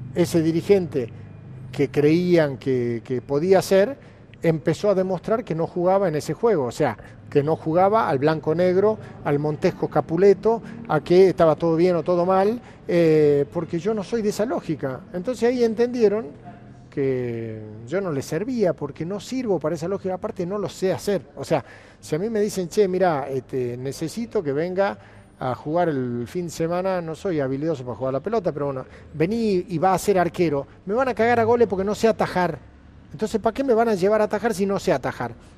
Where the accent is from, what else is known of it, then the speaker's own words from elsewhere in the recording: Argentina; a los argentinos